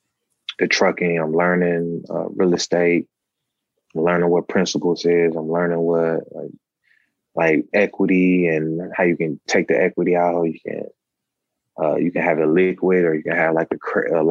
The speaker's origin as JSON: {"language": "English", "town": "Milwaukee", "region": "Wisconsin", "country": "United States", "tie": "born or raised there"}